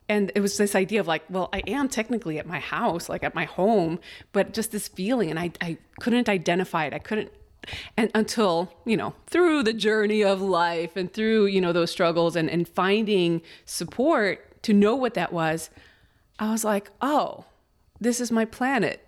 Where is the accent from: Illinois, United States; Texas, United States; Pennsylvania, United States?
Illinois, United States; Chicago; English is a second language; also born or lived in Mexico City, Mexico; I was born in Mexico City. At five years old, my mom meets my dad, my stepdad, and we move to Chicago